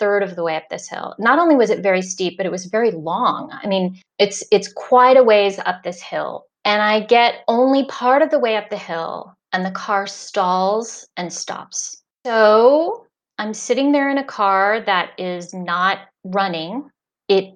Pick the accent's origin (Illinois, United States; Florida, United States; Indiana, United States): Indiana, United States; moved away as an adult; now in Cuenca, Spain; I grew up in Indiana, which is, you know, corn country, flat, flat, flat